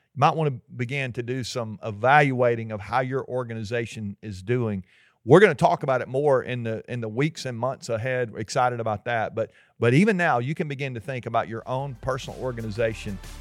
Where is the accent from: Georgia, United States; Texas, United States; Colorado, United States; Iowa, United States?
Georgia, United States; we're from Georgia